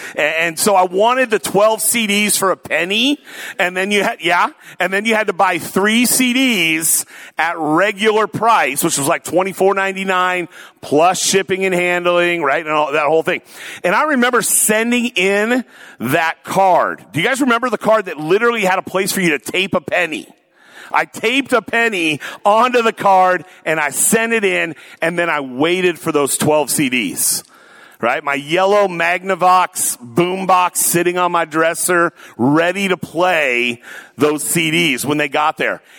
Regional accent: Tacoma, Washington, United States; also born or lived in Oregon; I grew up in Tacoma

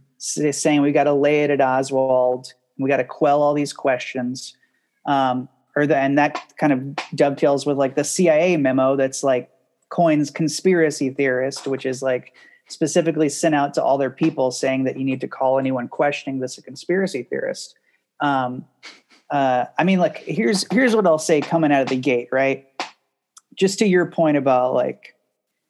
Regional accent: Baton Rouge, Louisiana, United States; I grew up in Baton Rouge, Louisiana

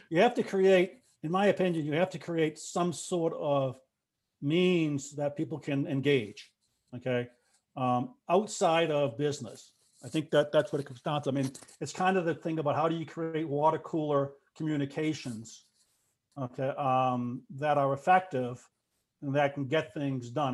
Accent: Boston, Massachusetts, United States; I'm the Bostonian

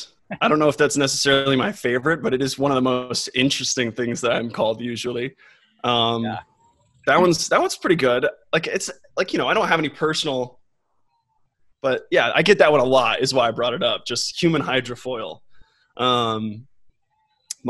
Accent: Austin, Texas, United States; I'm from Austin

